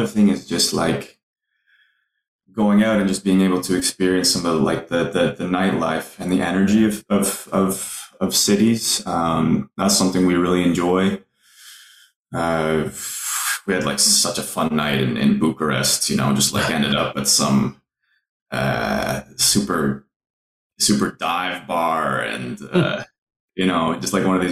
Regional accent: Ottawa, Ontario, Canada; we've played my hometown, Ottawa, once

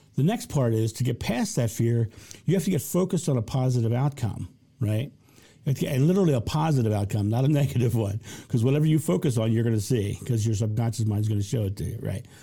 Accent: United States; I'm American

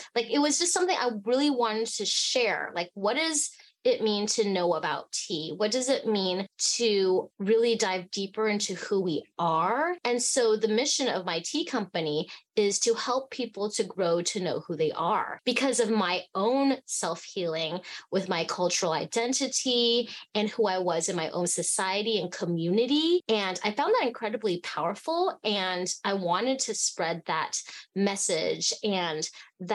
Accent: Fairbanks, Alaska, United States; also born or lived in Hong Kong; I was born in Hong Kong and I grew up in Fairbanks, Alaska

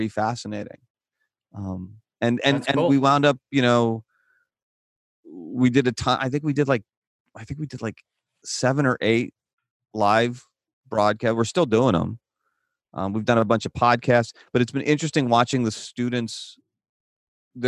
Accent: Midwest, United States; moved away as an adult; now in Tucson, United States; when I grew up in the Midwest

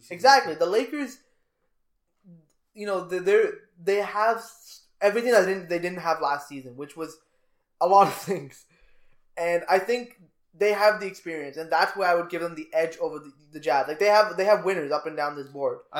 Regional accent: Canada; We're Canadian.

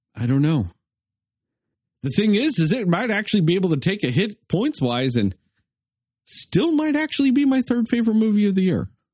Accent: United States; I'm an American at this point.

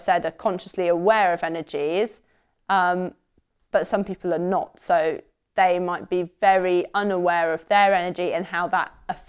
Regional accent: England, United Kingdom; Because I'm English.

